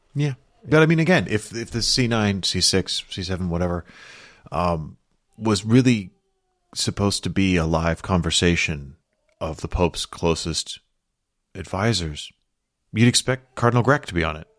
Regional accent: London, United Kingdom; moved away; growing up in London

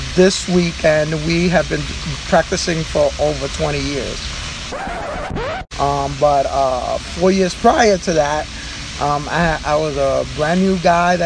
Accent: New York City, New York, United States; I was born and raised in Spanish Harlem

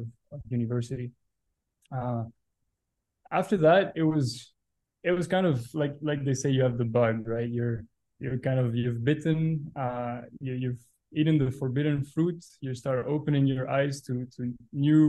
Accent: Belgium; Born and raised in Belgium. Lived my whole life there

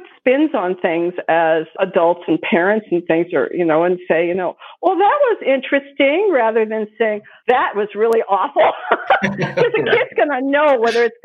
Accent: Santa Barbara, California, United States; I grew up in Santa Barbara

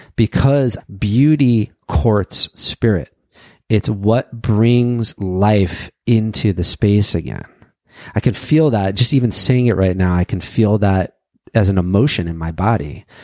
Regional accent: New York, United States; I grew up in New York

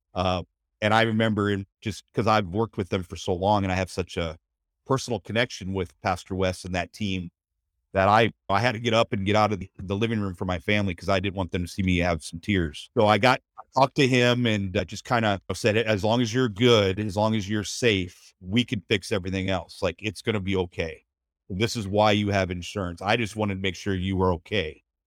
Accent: Minnesota, United States; now in Mayfield, United States; I am from Minnesota

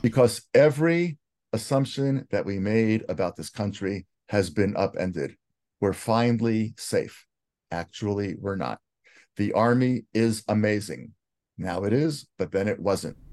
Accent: United States; now in Israel; as American Jews

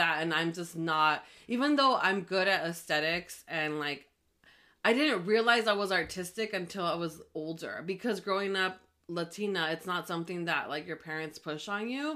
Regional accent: Los Angeles, California, United States; also born or lived in Mexico / Pasadena; I was born in Mexico, but I was raised in LA since I was 6 years old, and I was raised in Highland Park

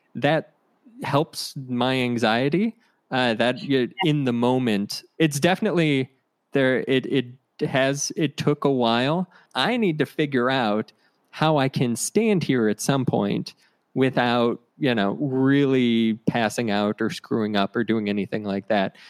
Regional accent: Ohio, United States; I'm from Ohio, so we would go to Orlando for vacation

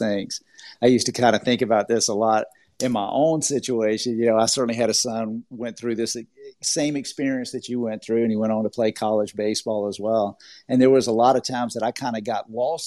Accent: Georgia, United States; accent: Southern; now in Orlando, United States; I am originally from Georgia. I have a little bit of a Southern accent

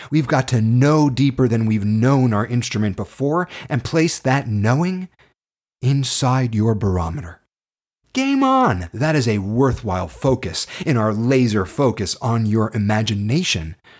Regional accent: Toronto, Ontario, Canada; I was born and raised in Toronto, Canada.

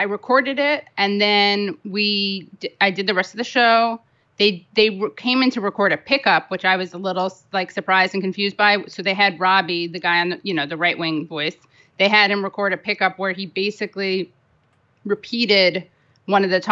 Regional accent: New York City, New York, United States; I grew up on the Upper West Side of Manhattan. I'm third generation New Yorker

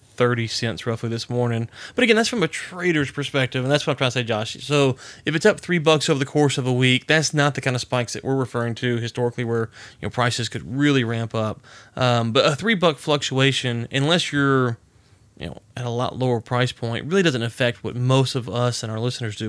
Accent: Louisiana, United States; I'm from Louisiana. I'm a redneck

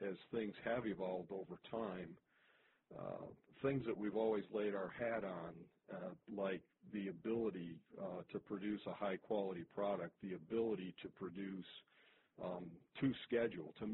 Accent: Toledo, Ohio, United States; my hometown here of Toledo, Ohio

